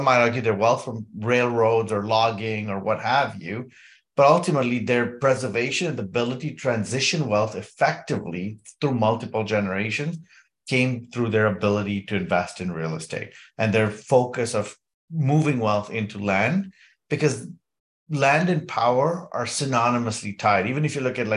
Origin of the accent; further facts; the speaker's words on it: Kenya; I was born and raised in Kenya